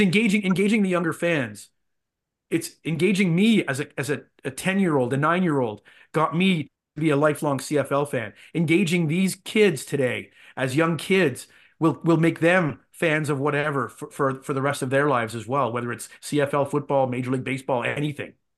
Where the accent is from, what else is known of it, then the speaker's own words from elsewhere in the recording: Ottawa, Ontario, Canada; I grew up in Ottawa. I grew up a, an Ottawa Rough Riders fan.